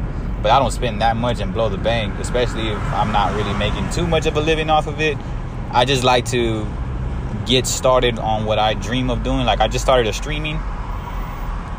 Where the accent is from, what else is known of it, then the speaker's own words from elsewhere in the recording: San Antonio, Texas, United States; I'm from San Antonio, Texas